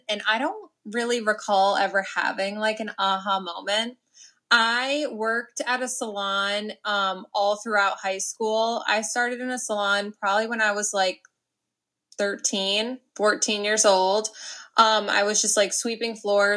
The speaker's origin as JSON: {"language": "English", "town": "Amenia", "region": "New York", "country": "United States", "tie": "born or raised there", "also_born_or_lived": "Millbrook, New York", "said": "I grew up in Amenia, New York"}